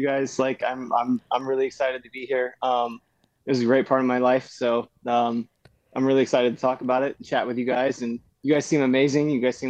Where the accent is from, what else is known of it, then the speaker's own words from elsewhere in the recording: Texas, United States; now in California, United States; I came from Texas. I wanted to be an actor.